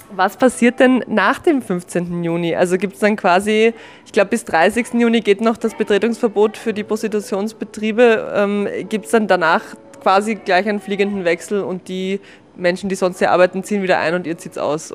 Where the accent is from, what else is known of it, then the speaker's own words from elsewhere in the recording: Vienna, Austria; als echte Wienerin, die ich nun mal bin